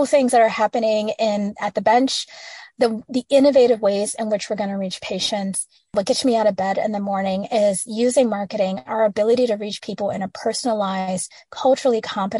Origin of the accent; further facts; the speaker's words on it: Midwest, United States; I'm a girl from the Midwest